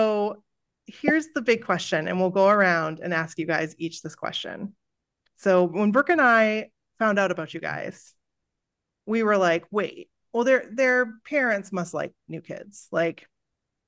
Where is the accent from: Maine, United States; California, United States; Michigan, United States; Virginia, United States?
Maine, United States; we're from Maine